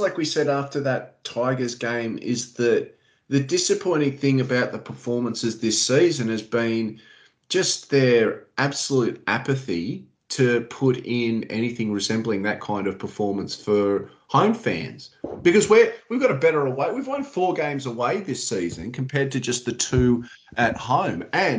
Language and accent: English; Sydney, New South Wales, Australia; I grew up in Lilyfield. I was just across the road from Leichhardt Oval.